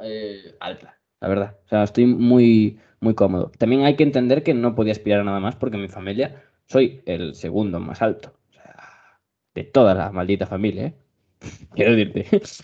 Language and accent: Spanish; Spain; mi país tenemos calzado solo para casa